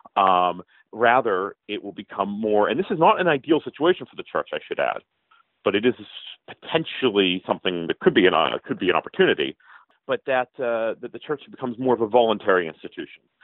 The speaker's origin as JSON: {"language": "English", "town": "Pittsburgh", "region": "Pennsylvania", "country": "United States", "said": "I'm from Pittsburgh"}